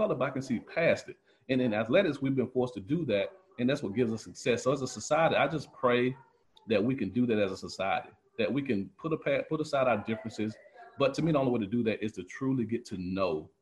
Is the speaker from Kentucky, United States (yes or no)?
no; Quincy, Florida, United States; I grew up in Quincy, Florida